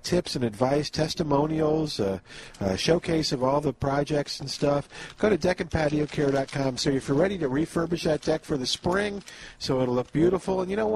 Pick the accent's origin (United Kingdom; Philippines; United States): United States; the South; Jerry and I are Southerners